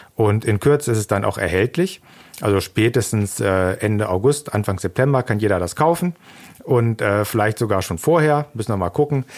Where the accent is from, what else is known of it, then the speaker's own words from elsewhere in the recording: Germany; first language German; als Deutscher